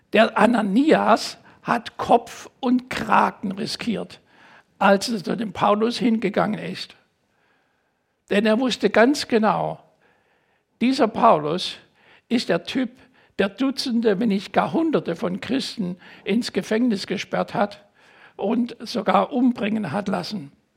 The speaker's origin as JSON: {"language": "German", "country": "Germany", "also_born_or_lived": "United States", "said": "meinen deutschen Pass"}